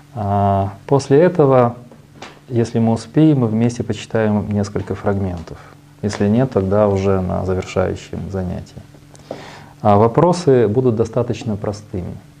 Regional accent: Kyiv, Ukraine

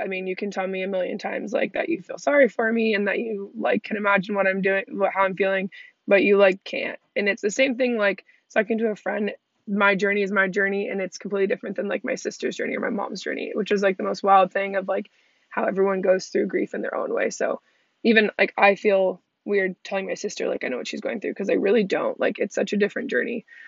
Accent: Redondo Beach, California, United States; moved away as an adult; I'm originally from Redondo Beach, California

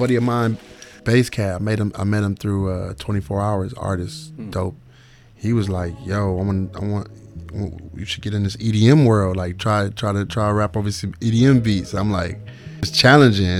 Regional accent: Cleveland, Ohio, United States; moved away; we're from Cleveland, you know what I mean? From the ghetto

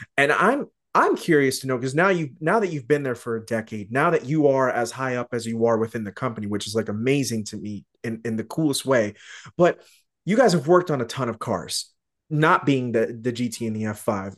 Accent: Tucson, Arizona, United States; I grew up in Tucson, uh, which is just south of H, uh, of Phoenix

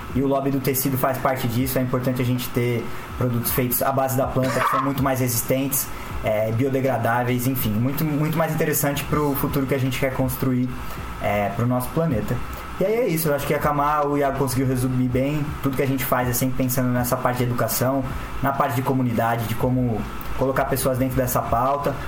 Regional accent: São Paulo, Brazil; sou de São Paulo também

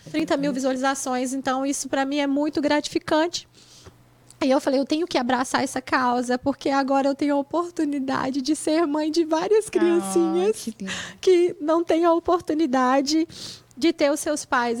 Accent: Mantenópolis, Espírito Santo, Brazil; moved away as an adult; now in United States; da minha cidade, onde eu nasci, que é Mantenópolis

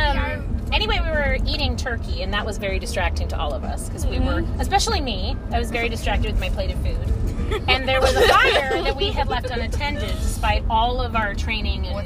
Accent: Connecticut, United States; moved away; I grew up in Connecticut

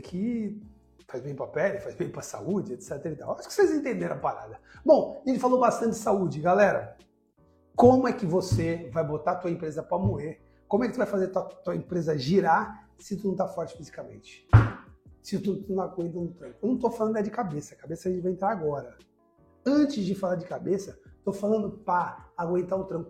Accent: Brazil; eu sou brasileiro

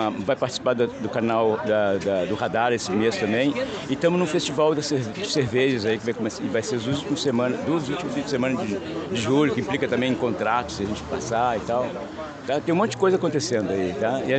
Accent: Rio Grande do Sul, Brazil; Mas eh, eu sou gaúcho, tenho minhas filhas gaúchas, mulher gaúcha

